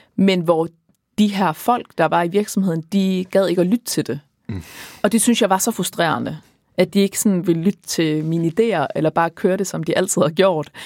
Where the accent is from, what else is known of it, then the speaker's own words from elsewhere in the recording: Aars, North Denmark Region, Denmark; now in Copenhagen, Denmark; min fødeby, Aars